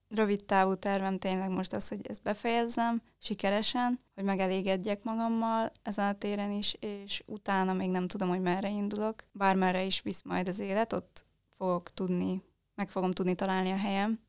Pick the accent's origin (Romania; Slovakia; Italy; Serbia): Romania; Transylvania; now in Budapest, Hungary; Mi Erdélyből származunk